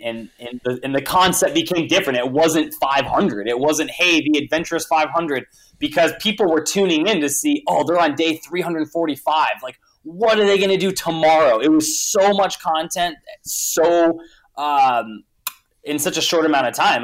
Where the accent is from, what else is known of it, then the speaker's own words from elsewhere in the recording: Montana, United States; I grew up in Montana and I grew up in a very kind of adventure outdoors family.